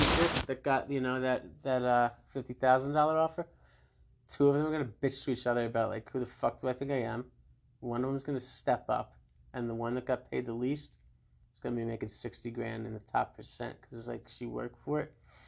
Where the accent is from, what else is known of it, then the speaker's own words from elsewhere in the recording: New Jersey, United States; I'm from Jersey